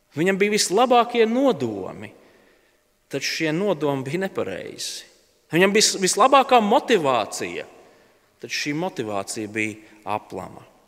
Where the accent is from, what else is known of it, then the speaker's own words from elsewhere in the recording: Latvia; mēs esam latvieši, mēs esam tādi mierīgi un kūtri ļaudis